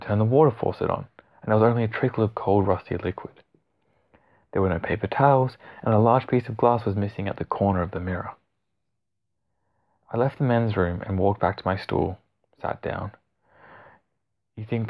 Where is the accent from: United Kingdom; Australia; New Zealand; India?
Australia; as an Aussie